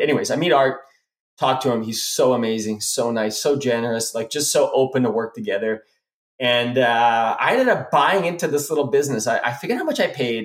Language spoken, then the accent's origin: English; South Africa; moved away; I went back to Africa, and because that's where we're from. We we're immigrated from South Africa